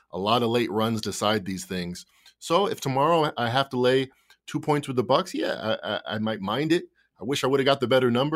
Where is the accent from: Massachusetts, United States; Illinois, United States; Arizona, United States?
Illinois, United States; Chicago; as a Chicagoan